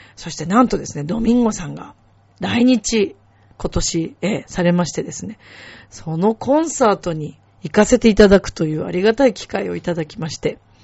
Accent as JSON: {"language": "Japanese", "country": "Japan", "tie": "born or raised there", "said": "自分が日本で生まれて日本人だからここにいます"}